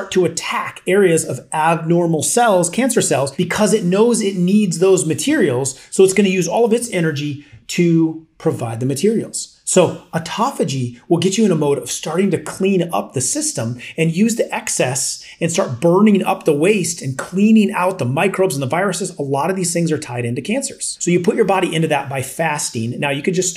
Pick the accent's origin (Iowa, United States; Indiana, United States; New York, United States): Iowa, United States; as I grew up a kid in Iowa, I worked a lot of construction